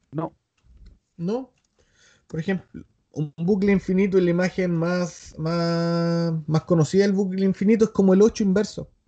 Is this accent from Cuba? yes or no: yes; Cuba; Soy de Cuba, mijo.